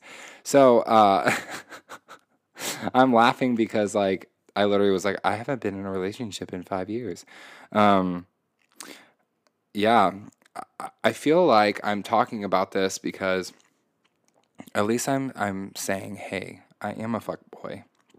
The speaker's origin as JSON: {"language": "English", "region": "Indiana", "country": "United States", "tie": "born or raised there", "said": "I grew up in Indiana, very conservative state, very conservative town, very white, very privileged."}